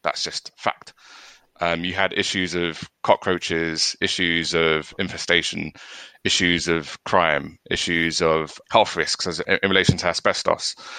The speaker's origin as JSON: {"language": "English", "region": "London", "country": "United Kingdom", "tie": "born or raised there", "said": "I'm born and bred in Hackney. Hackney's very much part of me."}